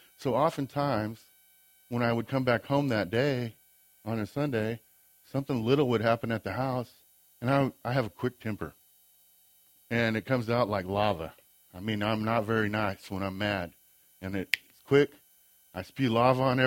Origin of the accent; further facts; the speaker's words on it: Great Bend, Kansas, United States; also born or lived in Bonner Springs, Kansas; I grew up in Great Bend, Kansas